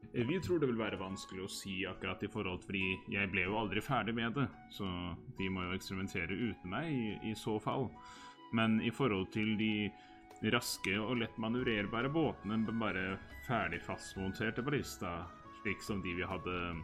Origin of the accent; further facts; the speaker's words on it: Hamar, Innlandet, Norway; moved away; jeg er en liten tur hjemme på Hamar